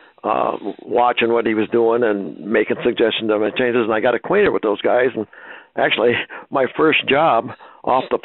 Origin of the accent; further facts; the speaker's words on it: Ohio, United States; I was born and raised in Ohio on a small farm